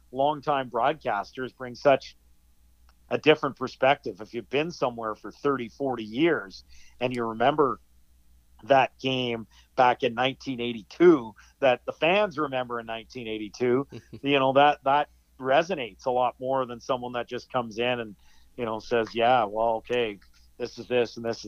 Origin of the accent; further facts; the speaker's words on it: Edmonton, Alberta, Canada; moved away as an adult; now in Ottawa, Canada; I grew up in Edmonton